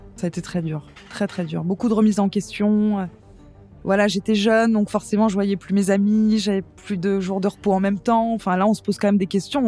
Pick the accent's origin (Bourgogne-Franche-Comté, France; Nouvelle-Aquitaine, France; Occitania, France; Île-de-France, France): Île-de-France, France; Paris; moved away as an adult; now in Vailhan, France; Je suis parisienne, hein, pure souche, née à Paris. J'ai vécu toute mon enfance à Paris.